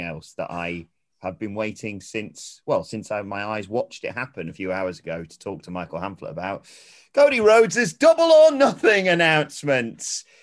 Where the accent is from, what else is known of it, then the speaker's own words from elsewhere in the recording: United Kingdom; I'm British